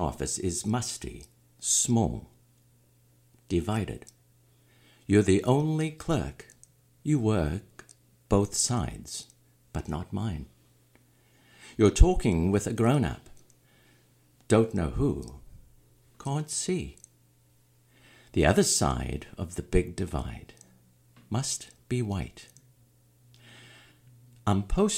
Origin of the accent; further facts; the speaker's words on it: South Africa; moved away; I'm originally from South Africa